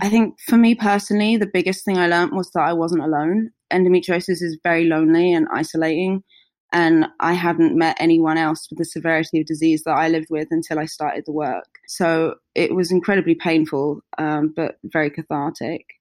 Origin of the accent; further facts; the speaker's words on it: Hertfordshire, East of England, United Kingdom; I grew up just outside of London uh, in Hertfordshire